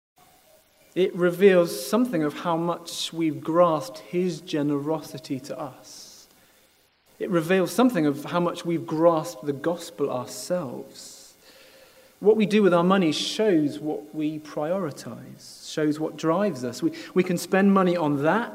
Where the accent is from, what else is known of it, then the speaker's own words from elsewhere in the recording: United Kingdom; part of being British